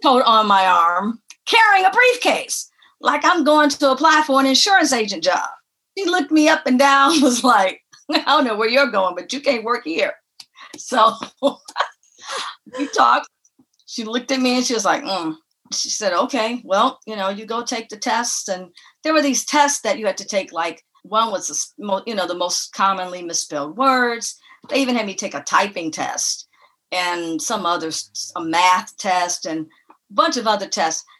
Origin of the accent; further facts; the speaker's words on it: Detroit, Michigan, United States; also born or lived in Tennessee; now in Los Angeles, United States; I grew up in Detroit.